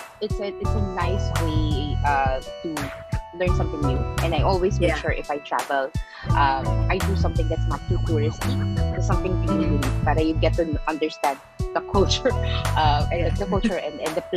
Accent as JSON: {"language": "English", "country": "Philippines", "tie": "born or raised there", "also_born_or_lived": "Indonesia / Singapore / China", "moved": "as an adult", "said": "I'm really from the Philippines, like born bred from the Philippines"}